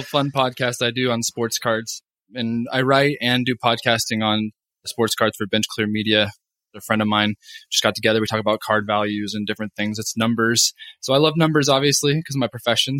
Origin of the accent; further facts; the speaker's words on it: Oregon, United States; moved away as an adult; also born or lived in Kentucky / Hawaii; now in Calgary, Canada; I'm actually from Oregon originally